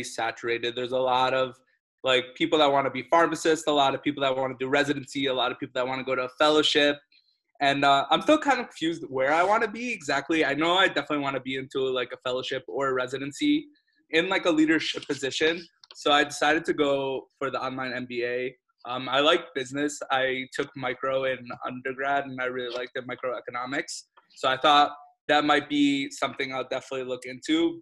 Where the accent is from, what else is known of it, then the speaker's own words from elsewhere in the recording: New Jersey, United States; moved away as an adult; now in Hartford, United States; I grew up in New Jersey.